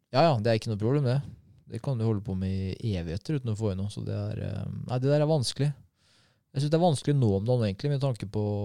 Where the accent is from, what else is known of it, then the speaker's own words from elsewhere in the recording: Norway; Jeg er fra Norge